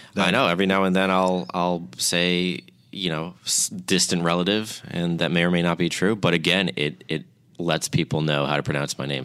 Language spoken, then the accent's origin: English; New York, United States; I'm from New York